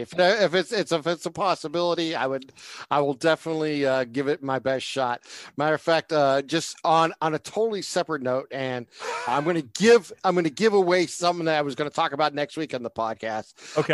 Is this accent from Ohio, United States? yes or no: yes; Northeast Ohio, United States; being a Northeast Ohio guy